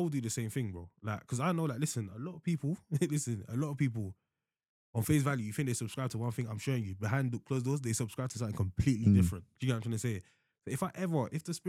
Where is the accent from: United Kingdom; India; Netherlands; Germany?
United Kingdom; also born or lived in Nigeria; we're second generation, whatever you got, or first generation, whatever, born here